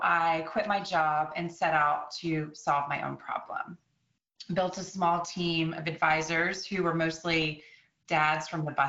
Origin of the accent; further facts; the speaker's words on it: Austin, Texas, United States; moved away as an adult; also born or lived in North Carolina / Washington, D.C.; I grew up in Austin, Texas